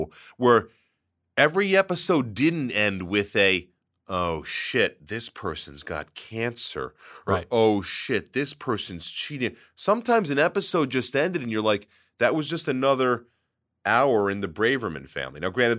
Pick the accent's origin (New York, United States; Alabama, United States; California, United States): New York, United States; Brooklyn; Growing up in Brooklyn, Friday Night Lights is about as foreign to me as Deadwood or Carnival was.